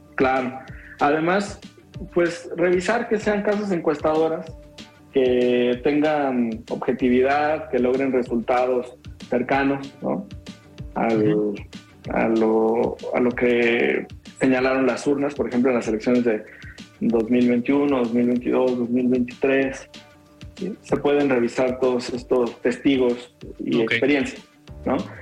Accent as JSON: {"language": "Spanish", "region": "Jalisco", "country": "Mexico", "said": "somos pocos los jaliscienses que estamos en el Consejo Nacional"}